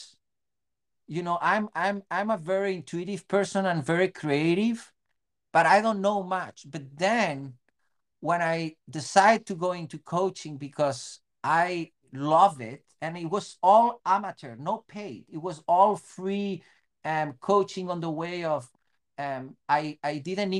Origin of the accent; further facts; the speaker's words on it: Spain; English is a second language; moved away as an adult; also born or lived in Bellingham, United States; now in Seattle, United States; from Spain